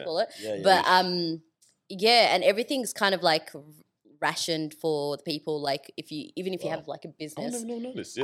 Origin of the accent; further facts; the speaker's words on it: Melbourne, Victoria, Australia; also born or lived in Kassala, Sudan / Springvale; And then I came here when I was like 4 years old